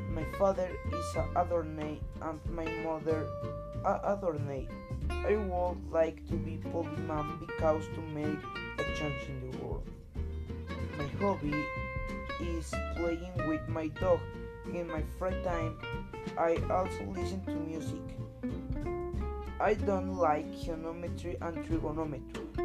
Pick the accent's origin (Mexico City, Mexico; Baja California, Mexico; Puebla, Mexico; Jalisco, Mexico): Puebla, Mexico; English is a second language; I'm from Mexico. I live in Puebla City. I am 13 years old. My birthday is on May 31.